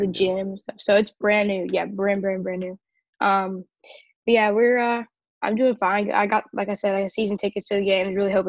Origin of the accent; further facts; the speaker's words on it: Nashville, Tennessee, United States; I'm 13 years old. I'm from Nashville. Live in Nashville right now.